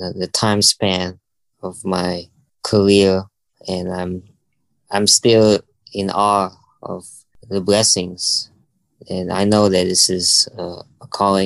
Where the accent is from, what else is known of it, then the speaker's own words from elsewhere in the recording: Bali, Indonesia; also born or lived in Jakarta, Indonesia; Bali, where I was born